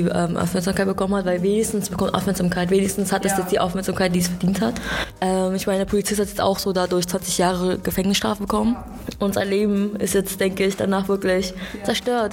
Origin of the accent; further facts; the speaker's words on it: Germany; Ich bin hier in Deutschland geboren. Ich bin in Deutschland aufgewachsen